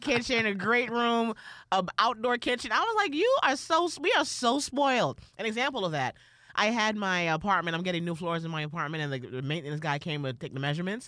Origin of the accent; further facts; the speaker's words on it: New York, United States; I'm not from Atlanta, I'm from New York